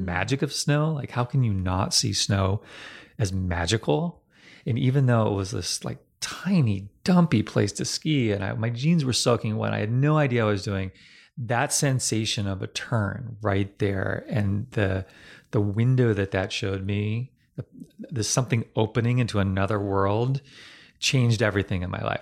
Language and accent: English; Northern Virginia, United States; I grew up in Northern Virginia